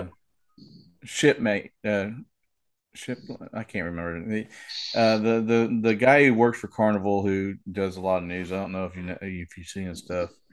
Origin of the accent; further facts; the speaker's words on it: Oklahoma, United States; I'm from Oklahoma where we have tornadoes.